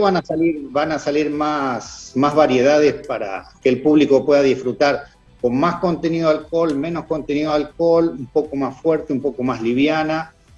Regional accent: Rosario, Santa Fe, Argentina; moved away as an adult; now in England; yo soy rosarino

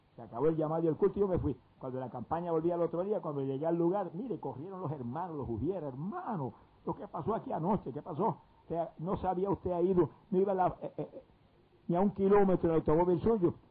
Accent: Puerto Rico; en mi país

